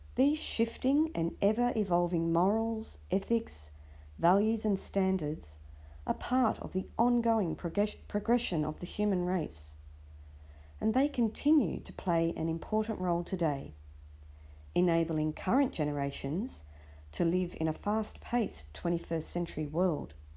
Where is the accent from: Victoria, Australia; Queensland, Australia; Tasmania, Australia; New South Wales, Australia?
New South Wales, Australia; Sydney; I was born and raised in Sydney, Australia